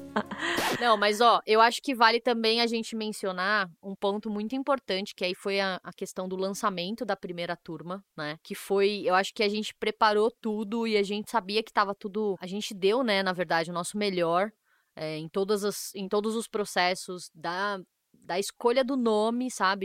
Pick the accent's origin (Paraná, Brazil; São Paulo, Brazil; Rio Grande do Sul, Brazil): São Paulo, Brazil; Eu sou de São Paulo